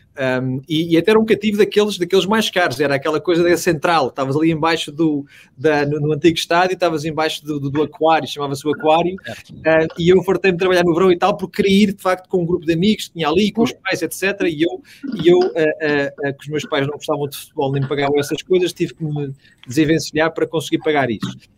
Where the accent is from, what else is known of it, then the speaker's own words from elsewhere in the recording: Portugal; moved away as an adult; now in Houston, United States; cresci em Portugal, estudei em Portugal